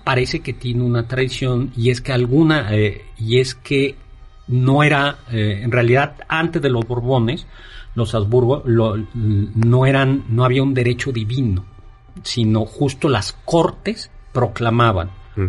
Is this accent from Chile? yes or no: no; Mexico; los mexicanos tenemos